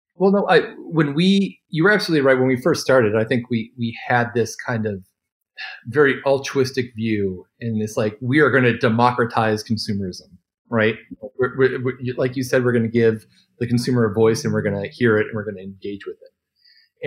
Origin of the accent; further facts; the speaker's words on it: Detroit, Michigan, United States; I'm from Detroit